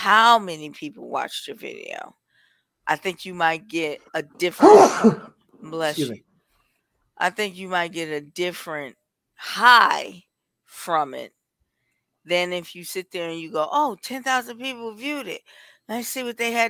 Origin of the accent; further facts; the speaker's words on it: Milwaukee, Wisconsin, United States; I'm from Milwaukee